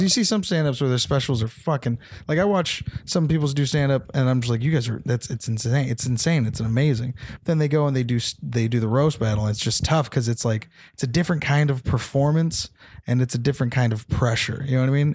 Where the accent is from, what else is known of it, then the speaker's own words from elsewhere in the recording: Temecula, California, United States; also born or lived in San Jose; Temecula is where I'm from